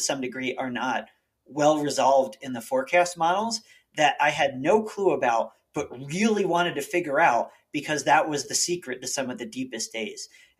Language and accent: English; East Coast, United States; And I'm glad I was from the East Coast and went to Penn State, but this was kind of a different animal.